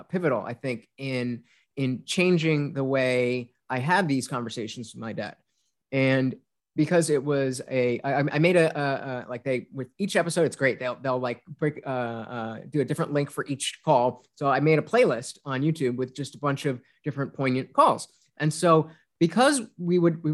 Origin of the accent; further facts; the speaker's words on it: United States; I'm an American child